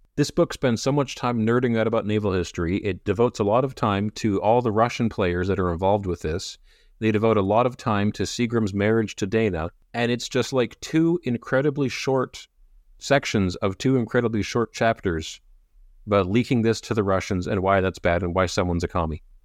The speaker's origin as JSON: {"language": "English", "country": "Canada", "said": "As a Canadian"}